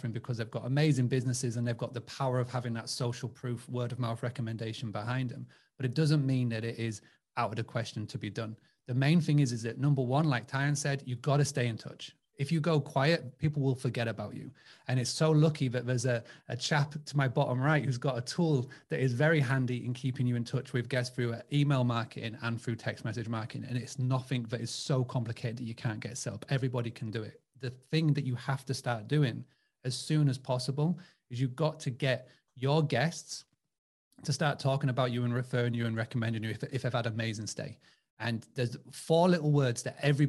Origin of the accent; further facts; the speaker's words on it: England, United Kingdom; accent: English; my English accent